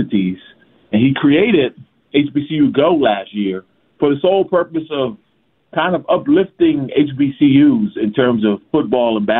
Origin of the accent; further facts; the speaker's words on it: Philadelphia, Pennsylvania, United States; As a Philadelphian myself